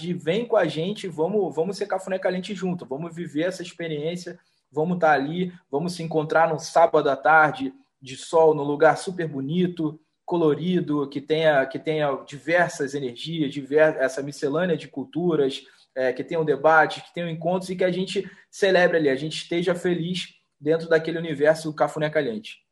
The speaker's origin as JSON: {"language": "Portuguese", "region": "Rio de Janeiro", "country": "Brazil", "said": "a gente vindo daqui do Rio de Janeiro, a gente sendo carioca"}